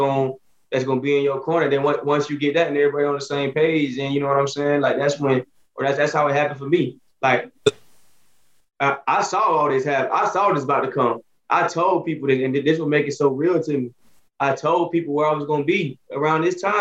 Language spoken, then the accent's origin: English; Alabama, United States; I'm from off Alabama. Shout out my city